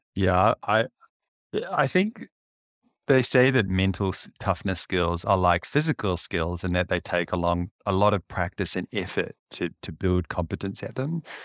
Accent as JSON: {"language": "English", "region": "Auckland", "country": "New Zealand", "tie": "born or raised there", "said": "I grew up in West Auckland, so Tiatatu, Henderson, that area"}